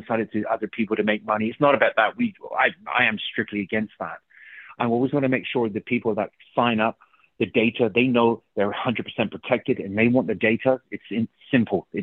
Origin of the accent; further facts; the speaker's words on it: England, United Kingdom; first language English; moved away; I'm from England.